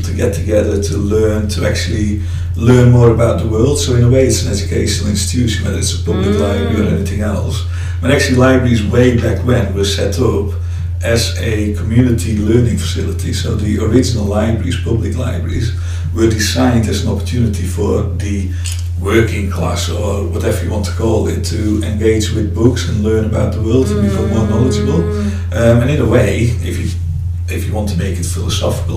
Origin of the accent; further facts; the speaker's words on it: Friesland, Netherlands; now in Derby, United Kingdom; I have a slight accent because I'm originally from the Netherlands, from the north of the Netherlands, a place called Friesland.